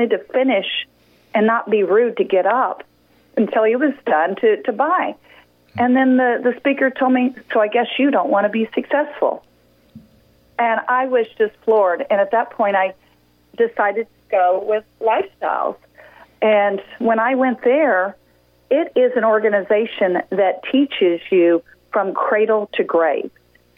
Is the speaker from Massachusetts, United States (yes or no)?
no; San Antonio, Texas, United States; also born or lived in Houston; Well, I was born in Houston, Texas, and moved around a little bit. And, you know, in high school, we settled down in San Antonio, Texas.